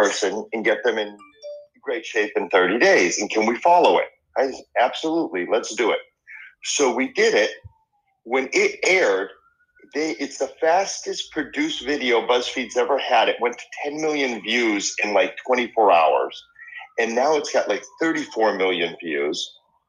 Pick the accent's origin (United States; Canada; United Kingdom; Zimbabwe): United States; Boston, Massachusetts; first language Spanish; English is a second language; moved away as an adult; also born or lived in Argentina; now in Los Angeles, United States; I grew up in Boston